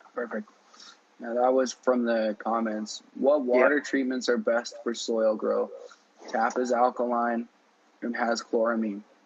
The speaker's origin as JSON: {"language": "English", "country": "Canada", "said": "I'm Canadian"}